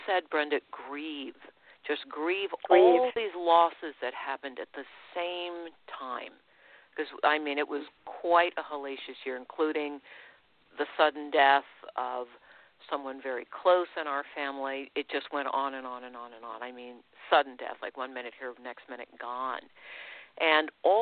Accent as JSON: {"language": "English", "country": "United States", "said": "I'm an American. And I've always been a proud American"}